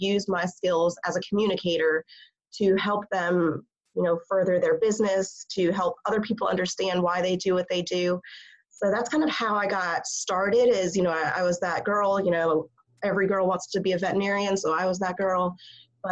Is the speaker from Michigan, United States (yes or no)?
no; Washington, D.C. area, District of Columbia, United States; also born or lived in Alabama; it was in my hometown. So it's right in the Washington, D.C. area